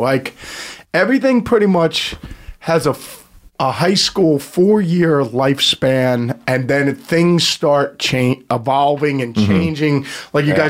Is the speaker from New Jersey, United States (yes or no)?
yes; New Jersey, United States; moved away; No, I grew up in Jersey, but we never came up to the city.